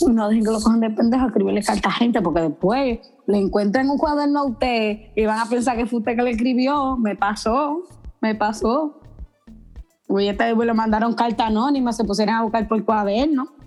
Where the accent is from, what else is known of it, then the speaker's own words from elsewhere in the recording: Dominican Republic; Muchas personas, porque yo vine para acá de República Dominicana.